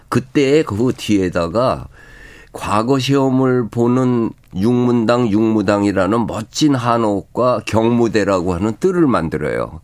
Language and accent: Korean; Seoul, South Korea; 내 고향 서울